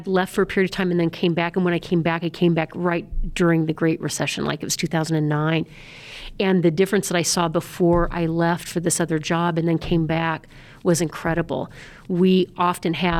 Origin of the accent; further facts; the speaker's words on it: Des Moines, Iowa, United States; moved away as an adult; now in Larimer County, Colorado, United States; I'm from born and raised in Des Moines, Iowa.